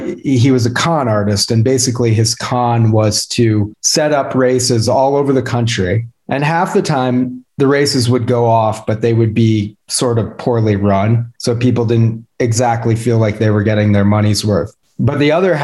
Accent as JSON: {"language": "English", "region": "Vermont", "country": "United States", "tie": "born or raised there", "also_born_or_lived": "Boston, Massachusetts / Santa Fe, New Mexico / New York City", "moved": "as an adult", "lives_now": "Jackson, United States", "said": "I grew up in Vermont and lived there until I was, in college"}